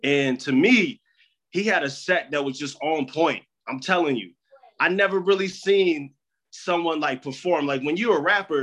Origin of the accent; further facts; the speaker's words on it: Michigan, United States; I'm from Michigan.